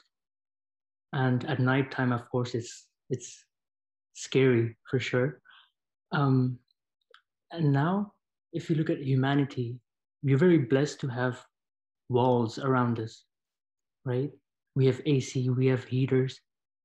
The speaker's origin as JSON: {"language": "English", "country": "India", "moved": "as an adult", "lives_now": "Toronto, Canada", "said": "I'm in Toronto, but I came as a student from India"}